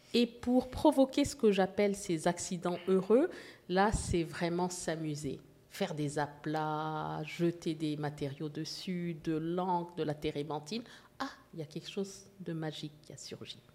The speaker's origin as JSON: {"language": "French", "town": "Casablanca", "region": "Casablanca-Settat", "country": "Morocco", "tie": "born or raised there", "also_born_or_lived": "Port-au-Prince, Haiti", "moved": "yes", "lives_now": "Canada", "said": "je, suis née à Port-au-Prince, comme vous l'avez dit, mais j'ai grandi en Afrique du Nord et euh, à Casablanca, au Maroc"}